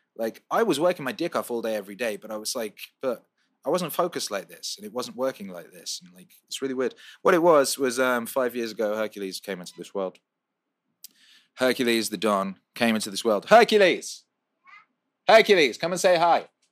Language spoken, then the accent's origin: English; Wales, United Kingdom; also born or lived in West Bromwich, England; now in Los Angeles, United States; I was born in West Bromwich and I grew up in Wales, and now I live in Los Angeles